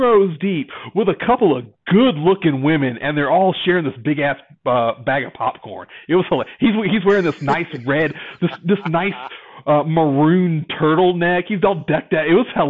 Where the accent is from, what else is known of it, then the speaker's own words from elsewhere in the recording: North Carolina, United States; I'm from North Carolina.